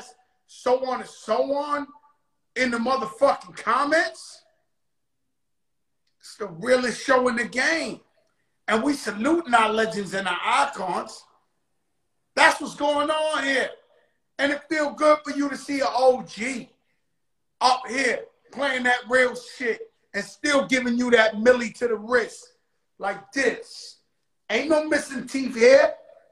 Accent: New York City, New York, United States; now in Miami, United States; I'm from the South Bronx.

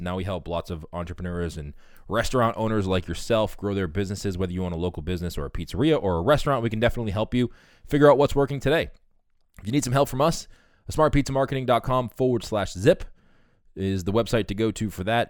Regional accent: Boston, Massachusetts, United States; I'm from Boston, so we're based out of Boston

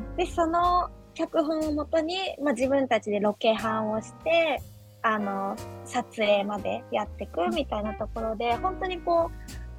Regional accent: Mishima, Shizuoka, Japan; 生まれも育ちも三島っていうところで

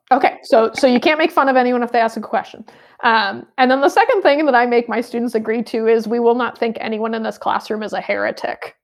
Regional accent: United States; as American

